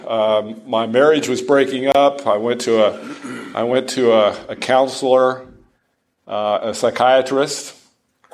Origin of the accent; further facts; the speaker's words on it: Dayton, Ohio, United States; now in Franklin, United States; my hometown of Dayton, Ohio